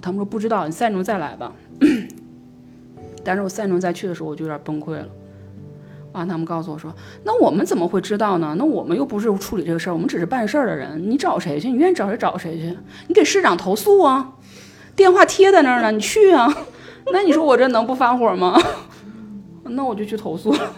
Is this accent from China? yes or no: yes; Northeast China, China; 我们东北